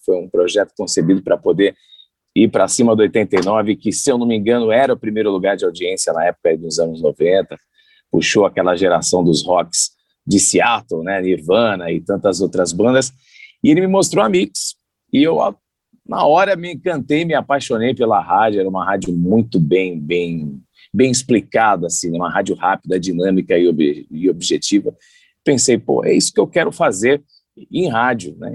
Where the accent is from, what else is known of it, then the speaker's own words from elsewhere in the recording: São Paulo, Brazil; also born or lived in Santos; Eu sou nascido em São Paulo